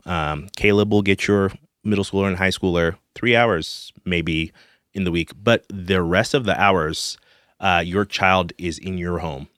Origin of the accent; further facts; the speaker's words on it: Zimbabwe; moved away as an adult; also born or lived in Denton, Texas; now in Texas, United States; I grew up in Zimbabwe, Africa